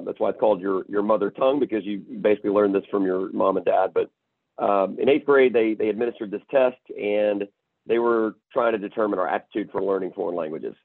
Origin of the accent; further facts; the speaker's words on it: Chattanooga, Tennessee, United States; moved away as an adult; also born or lived in Memphis, Tennessee; now in Houston, United States; born and raised in Chattanooga, Tennessee